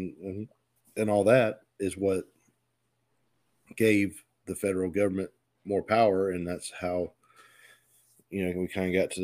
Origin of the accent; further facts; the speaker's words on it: United States; I'm American. I was born in America.